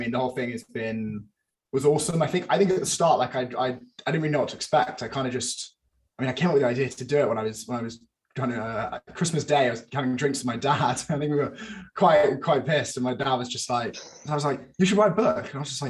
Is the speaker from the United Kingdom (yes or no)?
yes; United Kingdom; as a British NFL fan